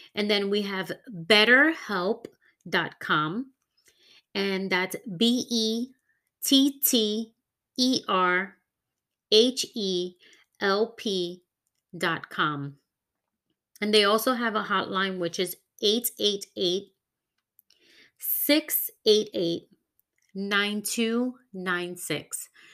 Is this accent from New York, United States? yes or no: yes; New York, United States; moved away as an adult; now in Florida, United States; New York is my hometown, and I will always represent my hometown